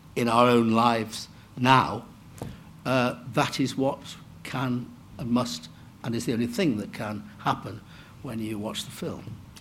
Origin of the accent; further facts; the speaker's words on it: Manchester, North West England, United Kingdom; I grew up in Manchester